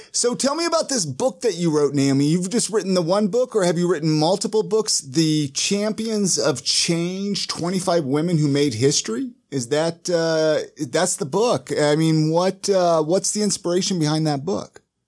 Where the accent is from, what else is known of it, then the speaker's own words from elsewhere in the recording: Ventura, California, United States; I grew up in Ventura